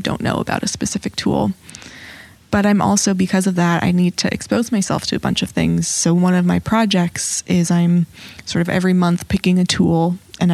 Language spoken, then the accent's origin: English; New York City, New York, United States; I'm born and raised in New York City.